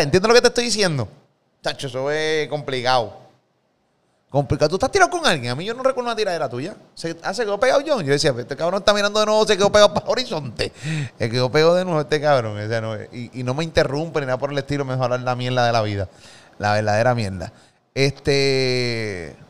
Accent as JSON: {"language": "Spanish", "town": "Carolina", "country": "Puerto Rico", "also_born_or_lived": "Gurabo", "said": "Yo viví en Gurabo un tiempo, pero no soy de Gurabo, soy de ah, Carolina"}